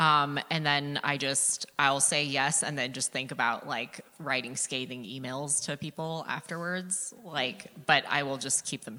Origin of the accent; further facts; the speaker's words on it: Seattle, Washington, United States; moved away; I'm originally from Seattle.